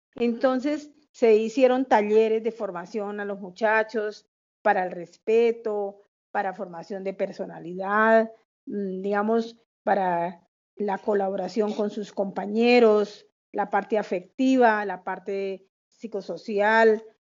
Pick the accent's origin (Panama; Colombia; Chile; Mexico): Colombia; Bucaramanga, Santander; also born or lived in Bogotá; luego se vinieron a Bucaramanga y acá nacimos nosotros, somos seis hijos, eh, todos eh, de acá de Bucaramanga.